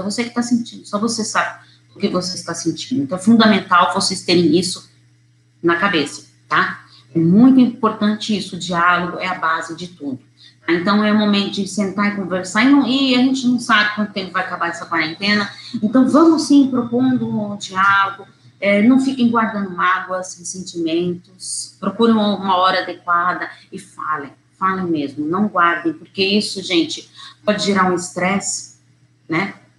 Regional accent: São Paulo, Brazil; eu sou de São Paulo

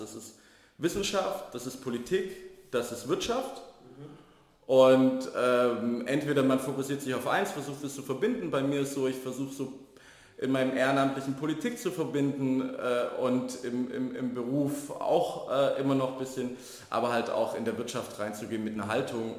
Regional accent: Baden-Württemberg, Germany; moved away as an adult; now in Berlin, Germany; groß geworden in Baden-Württemberg in einem relativ konservativen äh, äh, Kreis

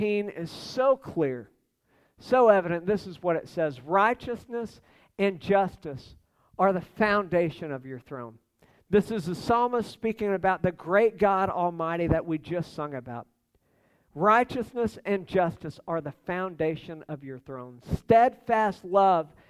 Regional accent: United States

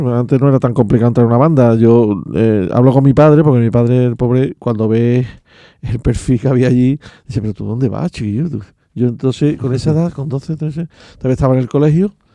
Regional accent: Seville, Andalusia, Spain; now in Castilleja de la Cuesta, Spain; Yo nací en La Macarena, pero yo me crié en San Román, Pumarejo, eh, San Marco

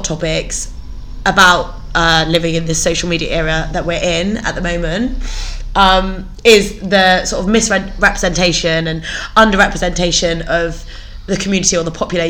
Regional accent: Bristol, South West England, United Kingdom; also born or lived in Leeds; I'm from North Bristol. I basically went to Uni of Leeds.

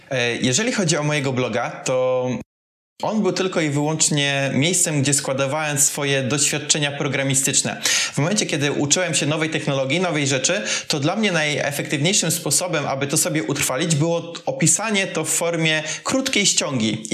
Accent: Kuyavian-Pomeranian Voivodeship, Poland; moved away as an adult; also born or lived in Tricity / Gdynia; ja w ogóle pochodzę z małej miejscowości w Kujawsko-Pomorskim

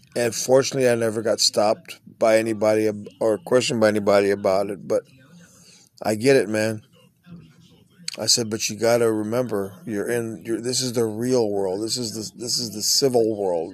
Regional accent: Texas, United States; I'm a Texan.

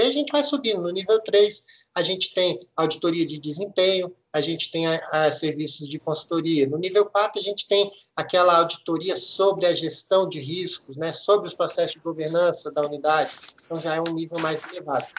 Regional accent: Minas Gerais, Brazil; moved away; Eu sou mineiro, nascido e criado aí em Minas

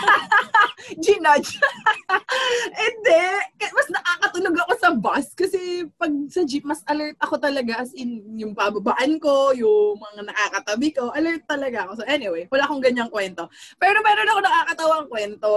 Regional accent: Quezon City, Metro Manila, Philippines; taga Quezon City ako

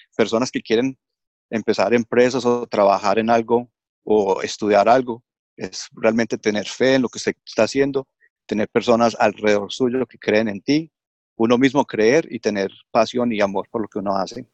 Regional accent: Australia; also born or lived in Colombia; me crié acá en Australia, hice todos mis estudios acá, mi primaria, secundaria y universidad acá en Australia. Vivo en Melbourne

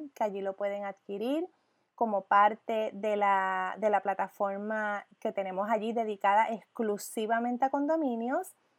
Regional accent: Puerto Rico; como puertorriqueña

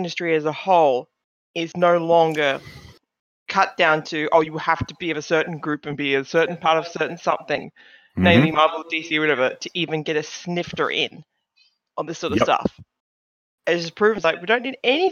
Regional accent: Australia; Being Australian

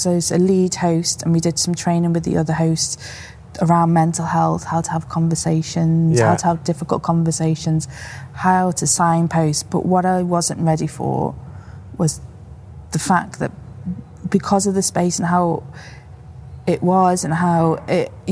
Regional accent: Liverpool, North West England, United Kingdom; moved away; I'm originally from Liverpool

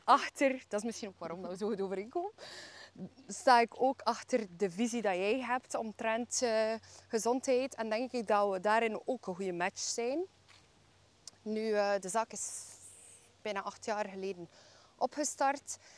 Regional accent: Bruges, Flanders, Belgium; ik ben eh, geboren en getogen in Brugge

